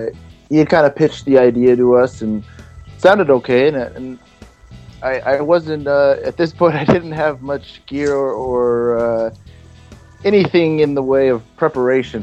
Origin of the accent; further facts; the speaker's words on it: Los Angeles, California, United States; moved away as an adult; now in New Hampshire, United States; I'm from Los Angeles, California